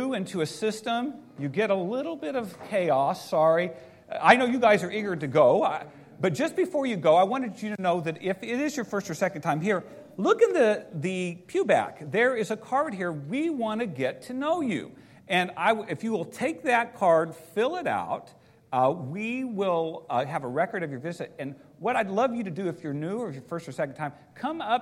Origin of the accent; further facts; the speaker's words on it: Seymour, Indiana, United States; moved away; I grew up in the Midwest in Indiana